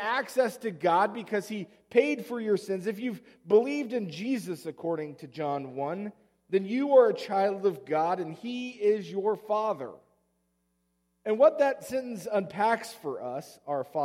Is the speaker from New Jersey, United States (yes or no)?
no; Oklahoma, United States; moved away; Growing up in Oklahoma, we said them before every sporting event.